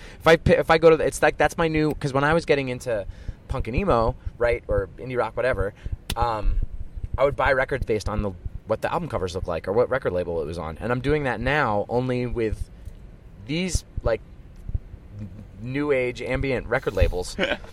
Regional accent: Philadelphia, Pennsylvania, United States; growing up in Philadelphia hardcore

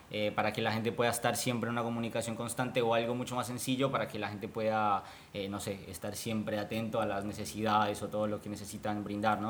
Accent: Colombia; moved away as an adult; now in Buenos Aires, Argentina; soy colombiano, vivo hace cinco años acá en, Buenos Aires, en Argentina.

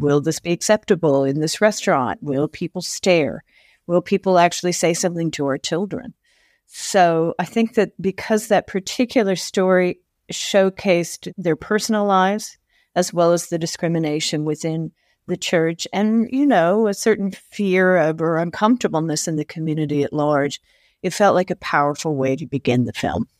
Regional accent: Tucson, Arizona, United States; also born or lived in Ohio; growing up in Tucson, which was a very liberal city

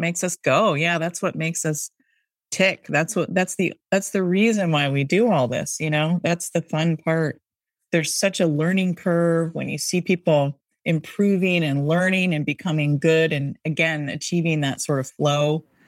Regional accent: Seattle, Washington, United States; now in Boston, United States; I'm from Seattle

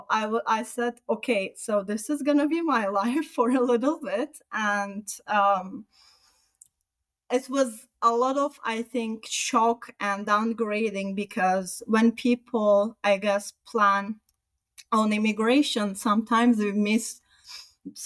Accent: Turkey; moved away as an adult; also born or lived in Sweden; now in Canada; I'm from Turkey, and before Turkey, I also lived in Sweden

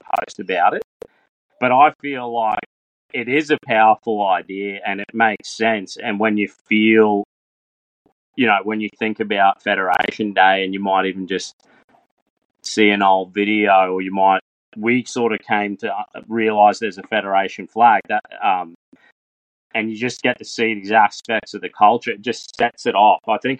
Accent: Australia; And that just awakens in your heart and mind as an Australian a sense of pride.

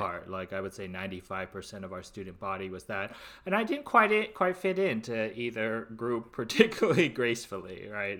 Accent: Los Angeles, California, United States; I'm from the Lo, Greater Los Angeles area and a cluster of suburbs

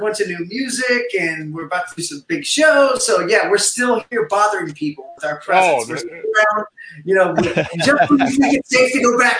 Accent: Southeast Ohio, United States; also born or lived in New York; now in Las Vegas, United States; growing up in Southeast Ohio

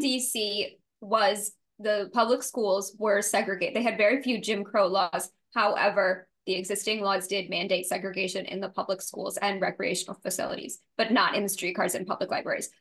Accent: New Orleans, Louisiana, United States; I grew up in New Orleans

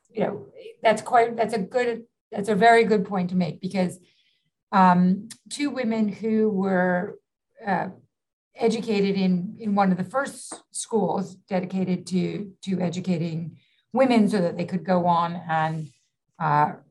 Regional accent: New York City, New York, United States; Yeah you know, I grew up in the in New York City during the 70s and 80s, which was far more dangerous

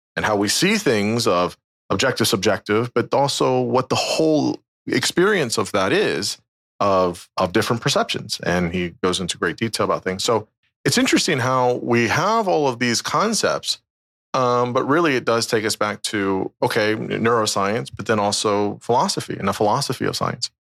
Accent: United States; from the United States, yeah, just outside D C

